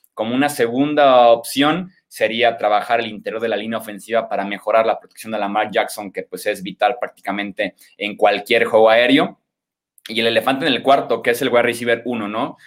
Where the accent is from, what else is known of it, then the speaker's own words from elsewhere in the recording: Guadalajara, Jalisco, Mexico; yo soy de aquí de Guadalajara, Jalisco